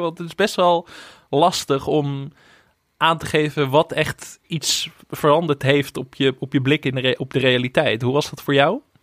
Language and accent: Dutch; Netherlands; als Nederlanders